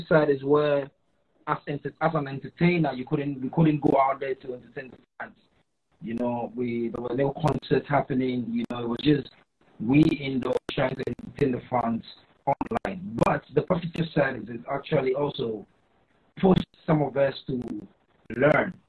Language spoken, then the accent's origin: English; Greater Accra, Ghana; From where I come from, I come from the Greater Accra, the capital of Ghana